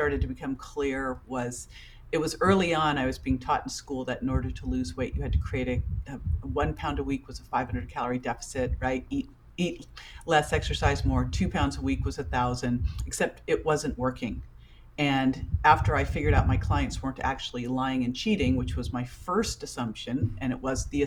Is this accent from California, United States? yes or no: yes; Berkeley, California, United States; I grew up in Berkeley, so it's kind of hippie farm to table